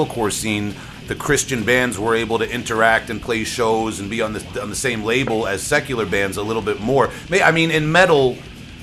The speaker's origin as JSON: {"language": "English", "town": "Huntington", "region": "New York", "country": "United States", "said": "I'm from Huntington"}